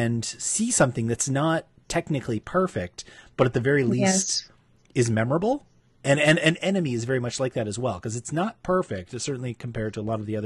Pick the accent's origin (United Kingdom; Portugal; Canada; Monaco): Canada; Toronto, Ontario; my hometown